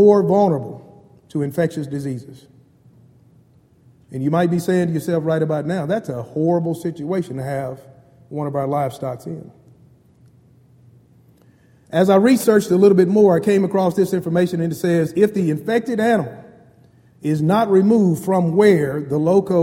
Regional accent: Bryan, Texas, United States; I grew up in Bryan, Texas, a very small town in Brazos Valley, and I consider myself a country boy.

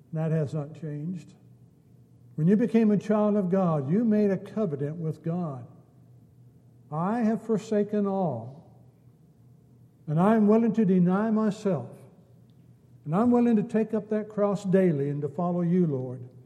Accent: United States; we're American citizens

